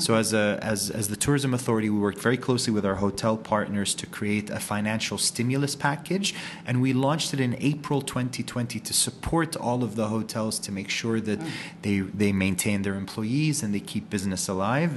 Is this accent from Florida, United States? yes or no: yes; Orlando, Florida, United States; moved away as an adult; now in Ras Al Khaimah, United Arab Emirates; I'm from Orlando, Florida